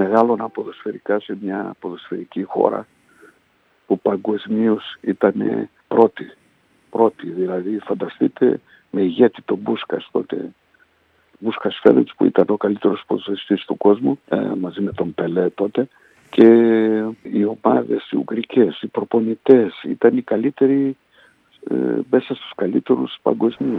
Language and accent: Greek; Budapest, Hungary; moved away as an adult; also born or lived in Poland / Miskolc, Hungary; now in Greece; Από εκεί σε ένα χρόνο μέσα ε, μετακομίσαμε στην Ουγγαρία.